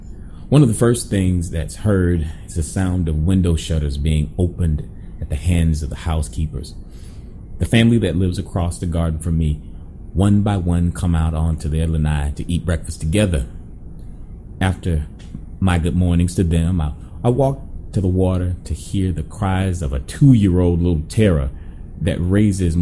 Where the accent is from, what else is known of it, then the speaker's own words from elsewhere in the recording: Florida, United States; also born or lived in Montego Bay, Jamaica; I am from Florida